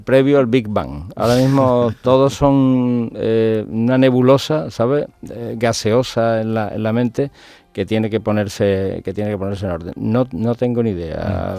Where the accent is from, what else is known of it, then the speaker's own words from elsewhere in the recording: Andalusia, Spain; somos andaluces y, somos gente de aquí